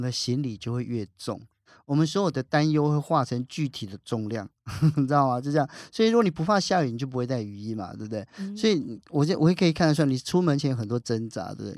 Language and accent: Chinese; southern Taiwan, Taiwan; 我们南部的孩子